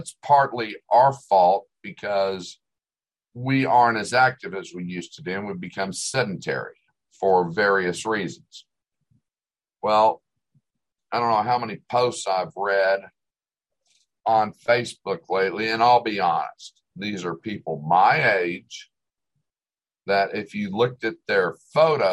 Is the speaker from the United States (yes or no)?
yes; Oklahoma, United States; growing up in Oklahoma and working out on construction sites